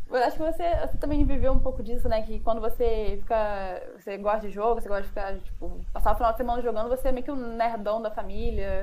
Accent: Rio de Janeiro, Brazil; eu sou carioca

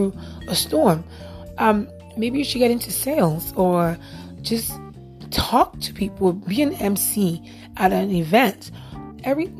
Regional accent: Nigeria; moved away; I'm actually Nigerian born, but I'm also a citizen here as well

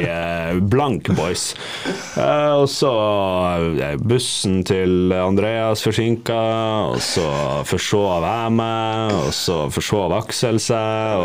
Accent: Bergen, Vestland, Norway; now in Bodø, Norway; når jeg var hjemme i Bergen

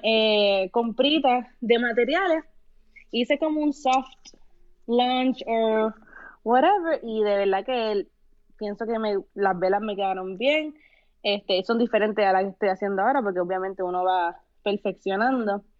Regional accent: Puerto Rico; first language Spanish; moved away as an adult; also born or lived in Colorado / San Francisco Bay Area; now in San Francisco, United States; esa fue mi niñez en Puerto Rico y, pues yo tuve la niñez completa en Puerto Rico

